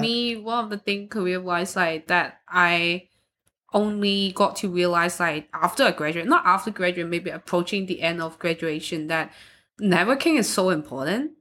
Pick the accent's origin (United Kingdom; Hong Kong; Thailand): Hong Kong; now in Austria; I'm from Hong Kong, so we don't, most of the people, they, they don't really have a religion